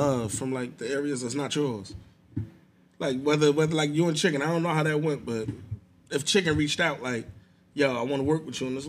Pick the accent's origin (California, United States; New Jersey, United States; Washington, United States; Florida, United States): New Jersey, United States; North; I'm from over here. I'm from North.